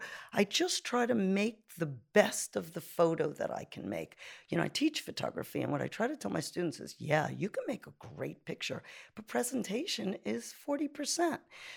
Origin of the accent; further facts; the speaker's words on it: New York City, New York, United States; now in Italy; I'm from Brooklyn, New York, from a little place called Canarsie, and it was far away from Manhattan.